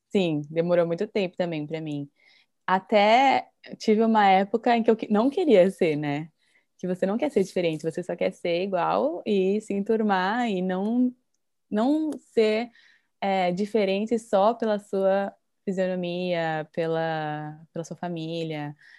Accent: Brazil; moved away as an adult; now in Japan; eu me sinto diferente por ser brasileira

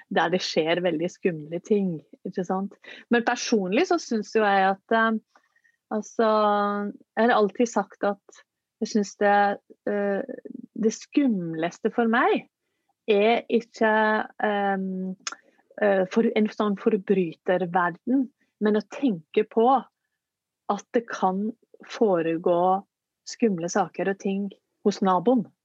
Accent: Norway

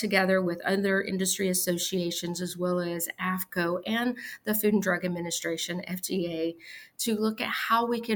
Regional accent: Arkansas, United States; my home state of Arkansas

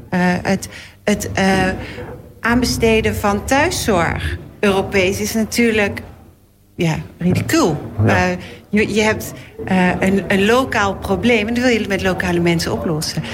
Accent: Netherlands; Wij zijn Nederlanders

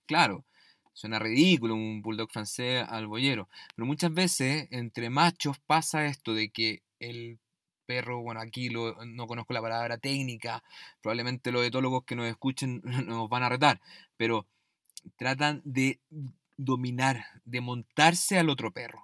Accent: Chile; en mi país, en Chile

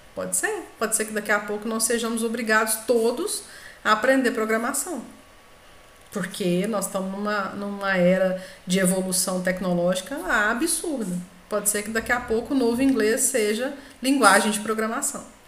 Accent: Brazil; nós, né, brasileiros falando inglês

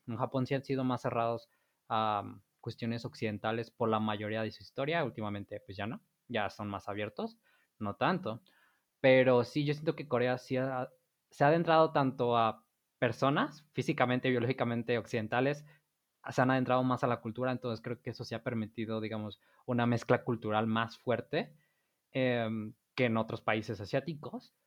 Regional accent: Mexico; para nosotros como mexicanos

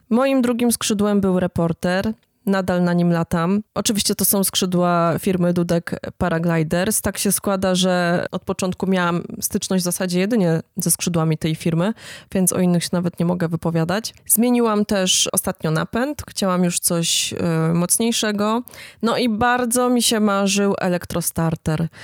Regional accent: Jastrzębie-Zdrój, Silesian Voivodeship, Poland; now in Dąbrowa Górnicza, Poland; pochodzę z Jastrzębia Zdroju, ale od kilkunastu lat mieszkam w Zagłębiu Dąbrowskim, a konkretnie w Dąbrowie Górniczej

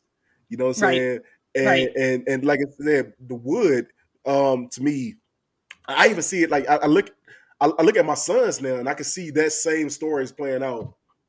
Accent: North Carolina, United States; I'm from North Carolina.

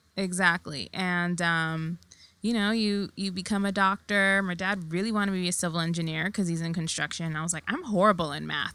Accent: New York City, New York, United States; I was born and raised in Queens

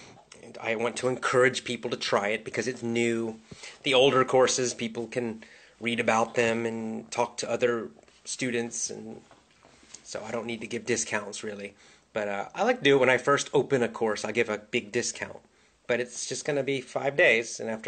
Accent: Southern United States, United States; accent: Southern; I grew up in the South. I grew up in the southern part of the United States. When I was young, I had a southern accent. And I lost my southern accent when I got older.

